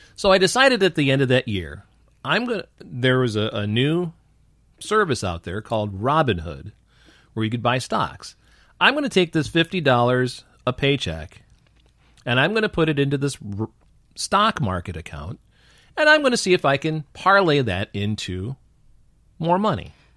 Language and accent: English; Newark, New York, United States; moved away; also born or lived in Rochester, New York; if I say Newark, New York, everybody thinks it's Newark, New Jersey. So I just say Rochester, New York